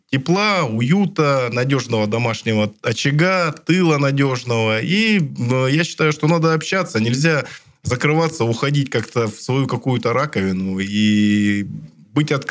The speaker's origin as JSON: {"language": "Russian", "region": "Siberia", "country": "Russia", "said": "Мы сибиряки, люди сильные, мы всегда со всеми Э, сложностями справлялись."}